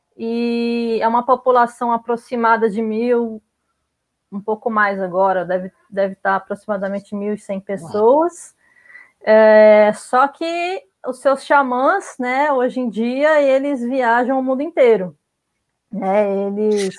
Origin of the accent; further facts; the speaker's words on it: Brazil; also born or lived in Mexico City, Mexico / Rio de Janeiro, Brazil; Eu sou brasileira